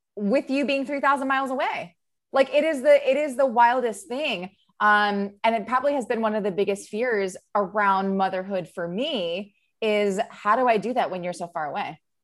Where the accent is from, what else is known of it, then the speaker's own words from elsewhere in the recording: Maryland, United States; also born or lived in New York; now in California, United States; I'm from Maryland.